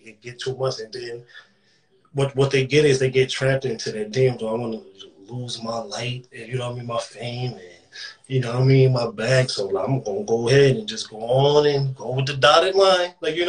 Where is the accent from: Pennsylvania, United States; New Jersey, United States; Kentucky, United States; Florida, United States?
Pennsylvania, United States; Philadelphia; So that's me telling you that it's still in me. Motherfucker, I'm from Philly.